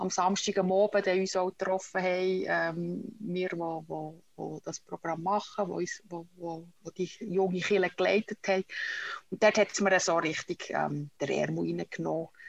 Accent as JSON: {"language": "German", "town": "Utzenstorf", "region": "Bern", "country": "Switzerland", "tie": "born or raised there", "accent": "Bernese German", "said": "Äh, meine Wurzeln sind der, wo der Kanton Bern am, Flech, am flächsten ist. in äh, Utzisdorf bin ich aufgewachsen. Das ist zwischen Burgdorf und Solothurn im Berner Mittelland."}